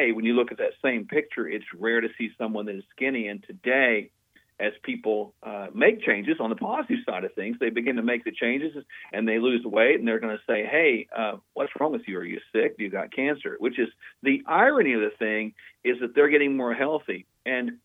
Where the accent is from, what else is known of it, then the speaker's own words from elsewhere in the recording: Oklahoma, United States; my home state of Oklahoma